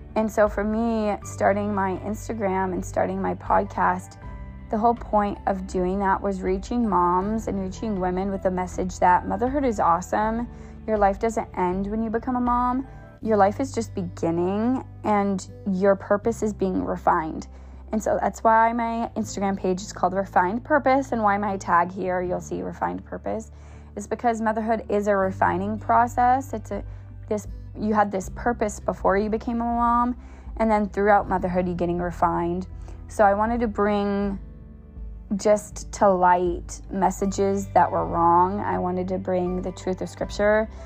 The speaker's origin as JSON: {"language": "English", "town": "Bellingham", "region": "Washington", "country": "United States", "tie": "born or raised there", "said": "I was born in Bellingham and I was raised in Bellingham"}